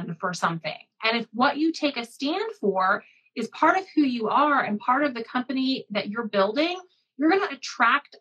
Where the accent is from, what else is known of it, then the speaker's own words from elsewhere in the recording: Midwest, United States; I grew up in the Midwest